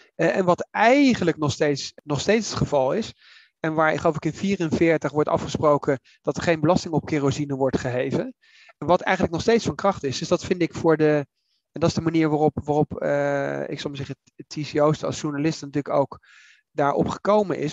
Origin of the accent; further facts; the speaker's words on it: The Hague, South Holland, Netherlands; ik ben in Den Haag opgegroeid